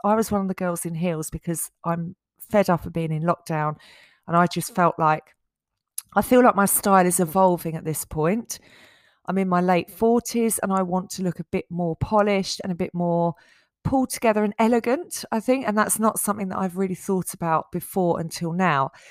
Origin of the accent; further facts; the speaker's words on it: Essex, East of England, United Kingdom; when I was growing up in Essex